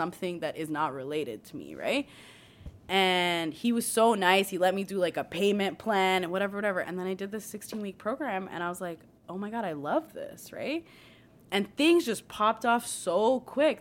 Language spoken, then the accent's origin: English; Mississauga, Ontario, Canada; growing up in Mississauga